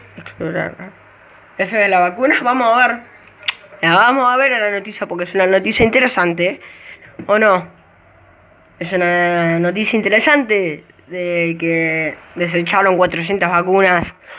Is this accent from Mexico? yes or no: no; Argentina; Yo soy de Buenos Aires, yo soy del interior